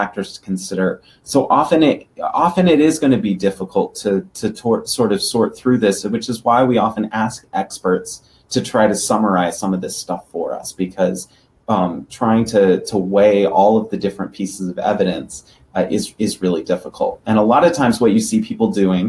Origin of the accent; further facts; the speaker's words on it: Denver, Colorado, United States; Denver, Colorado, that's my hometown